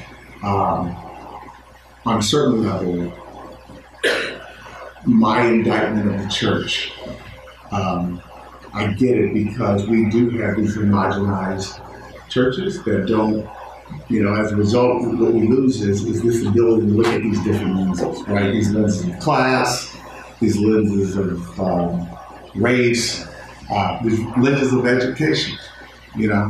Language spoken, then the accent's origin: English; Inglewood, California, United States; moved away as an adult; also born or lived in Corvallis, Oregon; I'm from Inglewood. I'm from South Central LA. Raised at that time, it was a 99.9% black community